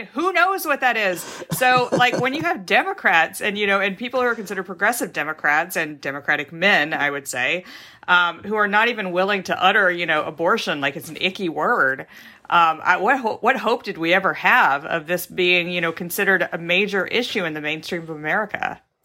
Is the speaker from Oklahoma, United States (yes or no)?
no; Texas, United States; also born or lived in Mississippi; now in Seattle, United States; mostly grew up in Texas and then moved out here